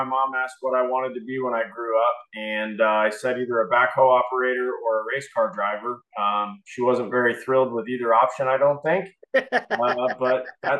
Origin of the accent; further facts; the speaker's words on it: Colorado Springs, Colorado, United States; moved away as an adult; also born or lived in Indiana; now in Indianapolis, United States; Was born and raised in Colorado Springs.